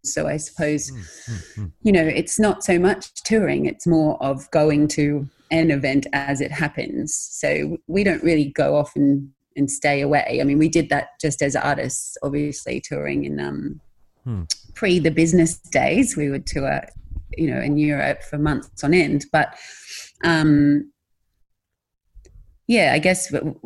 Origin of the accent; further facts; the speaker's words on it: Australia; being Australian